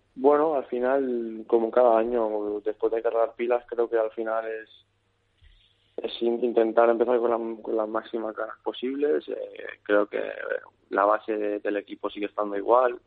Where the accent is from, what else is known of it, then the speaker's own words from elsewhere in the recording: Calvià, Balearic Islands, Spain; yo soy de Calviá